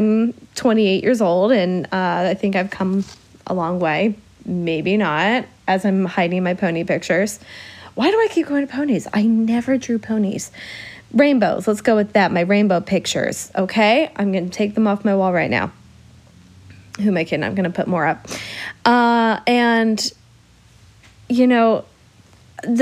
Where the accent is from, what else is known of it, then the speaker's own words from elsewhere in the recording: Illinois, United States; accent: Midwest; I'm from Illinois. My Midwest accent is going to pop out at times